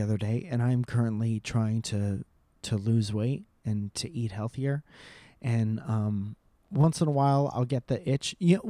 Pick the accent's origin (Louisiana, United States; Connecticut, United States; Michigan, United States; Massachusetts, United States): Connecticut, United States; you're from California, I'm from Connecticut.